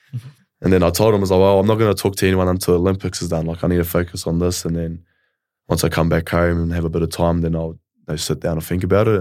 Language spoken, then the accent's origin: English; Kawerau, Bay of Plenty, New Zealand; moved away as an adult; also born or lived in Tauranga; now in Melbourne, Australia; I was raised in a small town in, um, Bayou Plini in New Zealand, uh, Kawerau